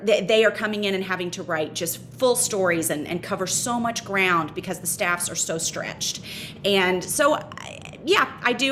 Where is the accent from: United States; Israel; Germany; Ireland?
United States; Memphis, Tennessee; moved away as an adult; also born or lived in North Carolina; now in New York City, United States; I loved growing up in Memphis